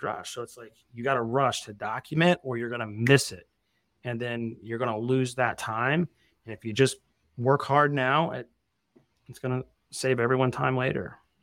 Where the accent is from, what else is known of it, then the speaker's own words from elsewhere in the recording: Evansville, Indiana, United States; moved away; also born or lived in Arizona; I lived in Arizona for, like, twelve years, but I'm from Southern Indiana originally.